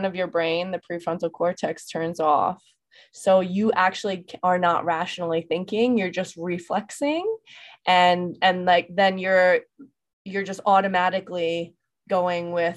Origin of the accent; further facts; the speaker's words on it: New York, United States; we're both from New York